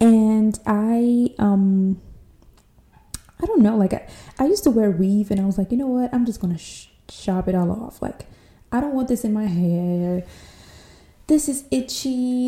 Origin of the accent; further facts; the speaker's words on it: São Tomé & Príncipe; English is a second language; I am not an American girl, even though I can understand my accent will imply so, but I am not. I'm from this small African island near the Ecuador line called São Tomé e Príncipe